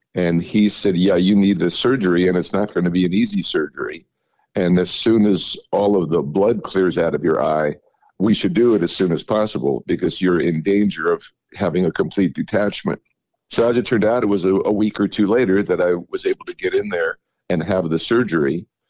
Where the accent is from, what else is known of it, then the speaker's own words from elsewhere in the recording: New York City, New York, United States; moved away; as I was growing up in New York City